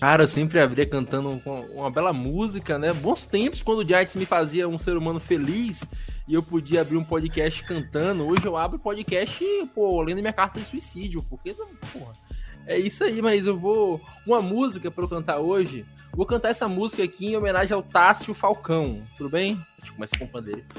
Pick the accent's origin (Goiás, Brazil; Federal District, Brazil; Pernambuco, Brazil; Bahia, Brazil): Bahia, Brazil; Jequié; Primeiramente, sou jequiense. Segundamente, sou baiano. Terceiramente, sou brasileiro